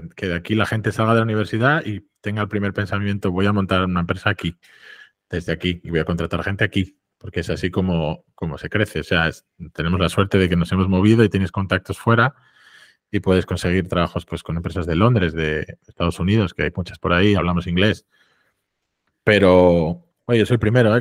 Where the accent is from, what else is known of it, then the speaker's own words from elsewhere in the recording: Avilés, Asturias, Spain; moved away as an adult; estoy otra vez trabajando desde Avilés